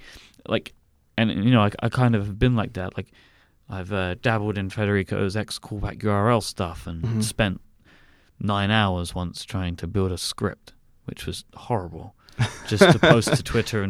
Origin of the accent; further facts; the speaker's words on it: United Kingdom; I have a great benefit that I'm British, and you'll probably ask me a question about this, so I won't go into it anymore.